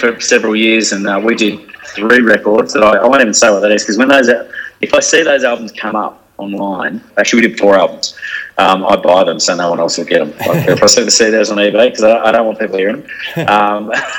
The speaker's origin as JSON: {"language": "English", "country": "Hong Kong", "tie": "born or raised there", "said": "I grew up in Hong Kong for 6 years. All my primary school years lived in Hong Kong"}